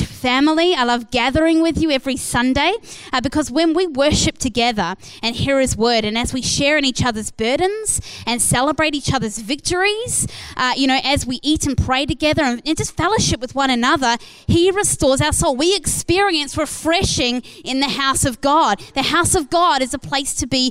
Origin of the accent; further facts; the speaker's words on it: New Zealand; moved away as an adult; now in Perth, Australia; I was from New Zealand